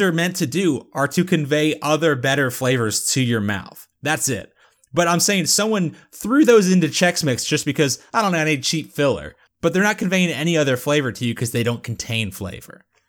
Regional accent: United Kingdom; I'm British

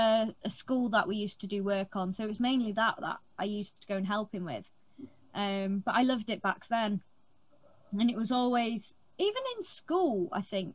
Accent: Anglesey, North Wales, United Kingdom; also born or lived in Wrexham; I'm from North Wales. So I'm from a little island in North Wales called Anglesey

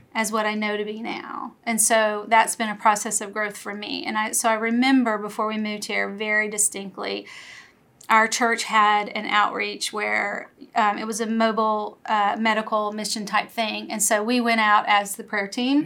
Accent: Louisiana, United States; moved away as an adult; I grew up in Louisiana uh, lived there all of my life until we moved here about 11 years ago

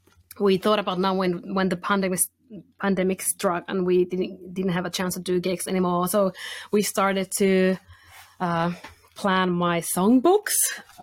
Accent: Finland; first language Finnish; English is a second language; And it's always, because I'm a Finnish-spoken person, it's always good t

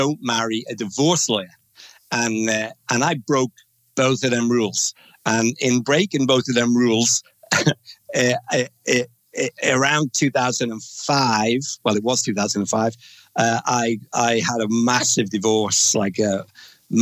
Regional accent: Omeath, County Louth, Ireland; moved away; a beautiful little village called O'Meath is where I was half brought up.

